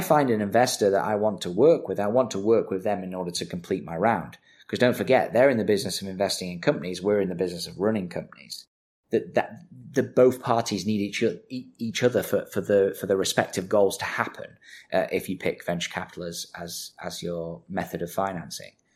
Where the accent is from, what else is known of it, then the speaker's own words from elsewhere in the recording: Manchester, North West England, United Kingdom; I'm from Manchester